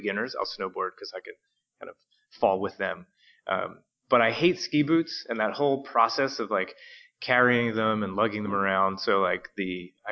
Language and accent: English; Jersey Shore, New Jersey, United States; I grew up on the East Coast, but kind of in the New Jersey area, on the Jersey Shore.